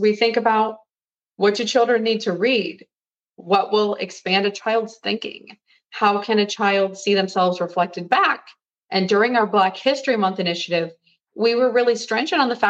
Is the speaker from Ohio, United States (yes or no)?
yes; an hour south of Cleveland, Ohio, United States; I'm from Ohio. I'm from an hour south of Cleveland